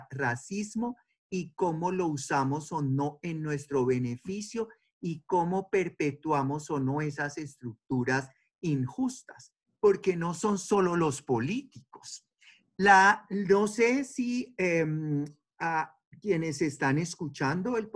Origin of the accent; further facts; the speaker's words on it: Colombia; yo soy de Colombia y nosotros allá sí en realidad casi no tenemos racismo